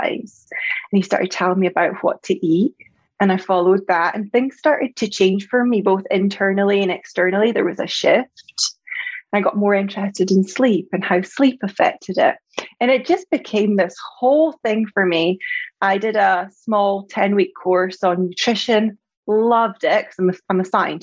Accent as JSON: {"language": "English", "region": "Scotland", "country": "United Kingdom", "said": "you probably heard from my accent, I'm from Scotland"}